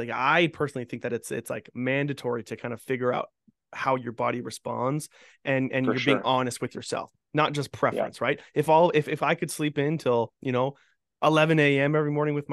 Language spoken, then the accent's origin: English; Fort McMurray, Alberta, Canada; I grew up in Fort McMurray